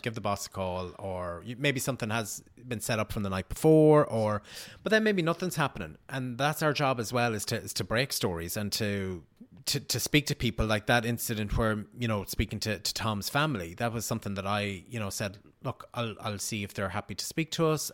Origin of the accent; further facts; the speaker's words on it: Riverstown, Connacht, Ireland; moved away; I'm from Sligo